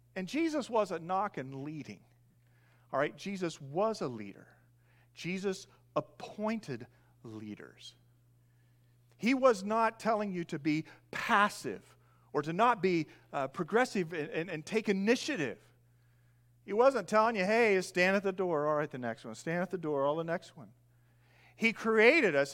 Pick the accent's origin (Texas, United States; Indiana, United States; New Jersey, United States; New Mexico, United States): Indiana, United States; moved away as an adult; I grew up in Indiana, long term, moved here seven years ago. I grew up in a large grain farm